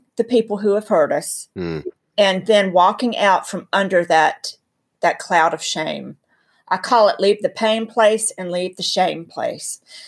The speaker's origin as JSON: {"language": "English", "region": "North Carolina", "country": "United States", "said": "I'm from North Carolina."}